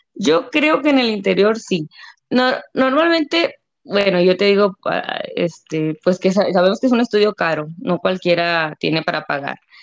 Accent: Delicias, Chihuahua, Mexico; soy de Delicia, Chihuahua.

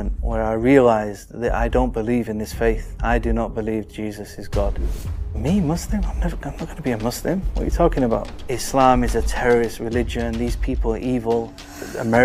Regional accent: Manchester, North West England, United Kingdom; I'm from Manchester, the famous city.

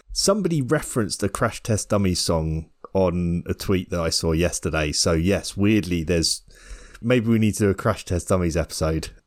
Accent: United Kingdom; as a Brit

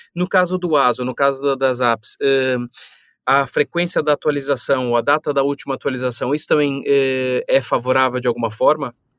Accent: São Paulo, Brazil; now in Portugal; eu sou de São Paulo

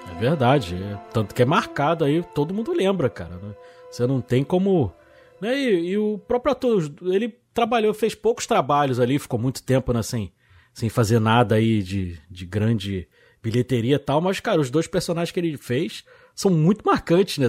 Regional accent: Rio de Janeiro, Brazil; eu sou do Rio de Janeiro, né, assisti lá na Tijuca

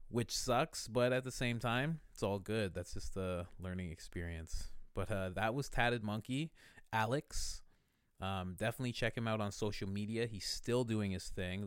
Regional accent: Thornhill, Ontario, Canada; I'm from Thornhill

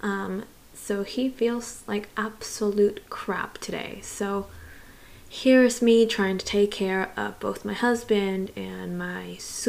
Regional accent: Miami, Florida, United States; born or raised there; also born or lived in Santiago, Chile / Gainesville, Florida

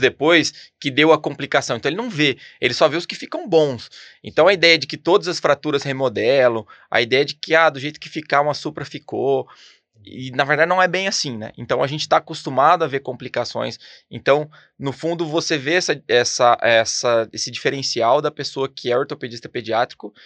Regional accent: Ribeirão Preto, São Paulo, Brazil; moved away as an adult; now in São José dos Campos, Brazil; eu sou de Ribeirão Pretano

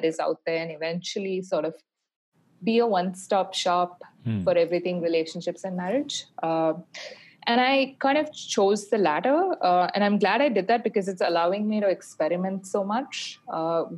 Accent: Bangalore, Karnataka, India; moved away as an adult; also born or lived in Barcelona, Spain; I grew up in Bangalore and I went to school in Bangalore.

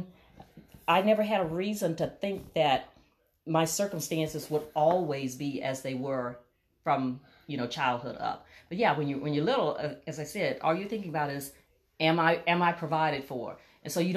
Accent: Natchez, Mississippi, United States; I grew up in Natchez, Mississippi, which is in extreme southwest Mississippi

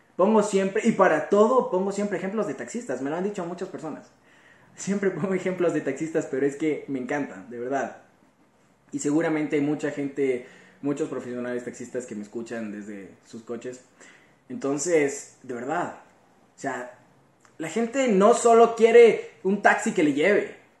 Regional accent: Ecuador; como joven ecuatoriano que soy

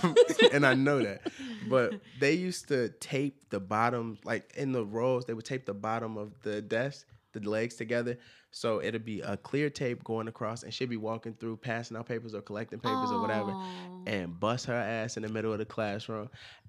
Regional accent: Chicago, Illinois, United States; I grew up in Chicago.

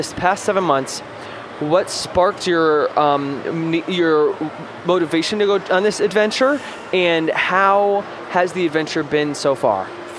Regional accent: New Zealand; born there; It's not like it is where I was born in New Zealand, and so I actually went back about almost a decade ago now, which is nuts.

